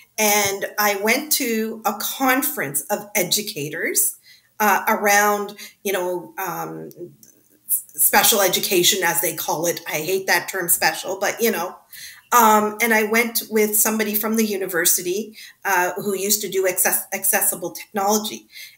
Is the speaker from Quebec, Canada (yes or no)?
no; Mississauga, Ontario, Canada; I'm from Mississauga.